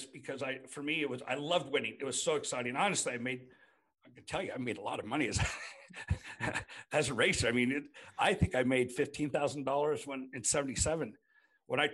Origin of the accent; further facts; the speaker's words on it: United States; I'm American